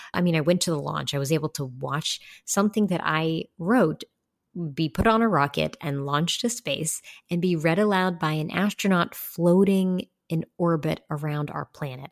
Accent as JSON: {"language": "English", "region": "West Virginia", "country": "United States", "tie": "born or raised there", "moved": "as an adult", "said": "my home state of West Virginia because that's where my people are. I grew up there"}